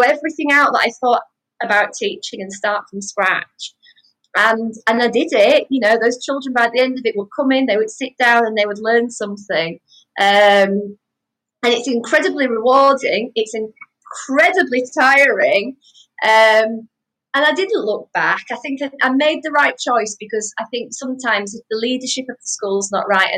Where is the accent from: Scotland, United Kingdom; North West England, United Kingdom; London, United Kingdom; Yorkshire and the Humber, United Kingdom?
Yorkshire and the Humber, United Kingdom; Wakefield; moved away as an adult; also born or lived in Nottingham; We moved from Nottingham back up to Wakefield because of my husband's job before we got married.